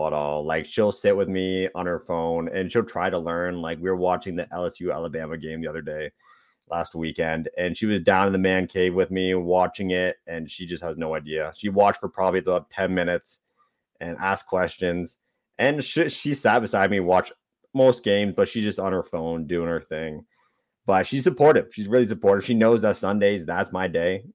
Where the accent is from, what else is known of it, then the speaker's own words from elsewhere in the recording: Canada; as a Canadian